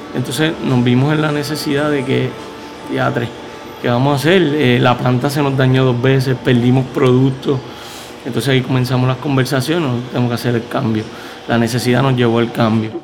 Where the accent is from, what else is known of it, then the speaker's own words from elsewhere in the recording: Adjuntas, Puerto Rico; somos íconos en nuestro pueblo